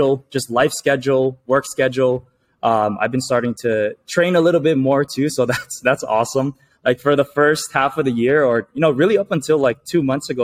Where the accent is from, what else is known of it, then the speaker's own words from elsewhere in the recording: Hawaii, United States; I was born and raised in Hawaii